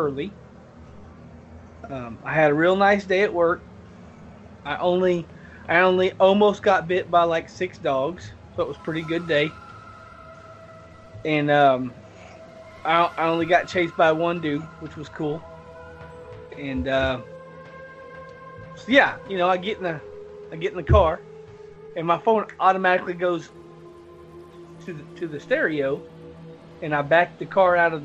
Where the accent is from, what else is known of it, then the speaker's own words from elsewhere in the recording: the South, United States; I'm from the South